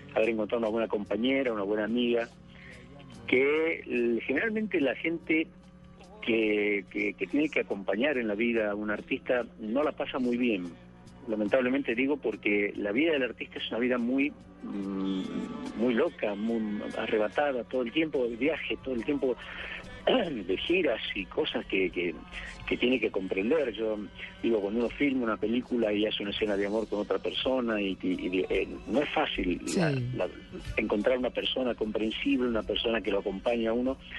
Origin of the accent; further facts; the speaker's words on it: Tucumán, Argentina; moved away; Y en mi pueblito, en ese pueblo chiquito donde nací, en Tucumán